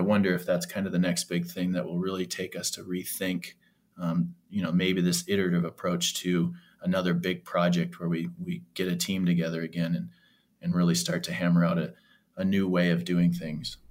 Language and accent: English; Canada; now in Nebraska, United States; being a Canadian citizen as well, even though I'm down here in Nebraska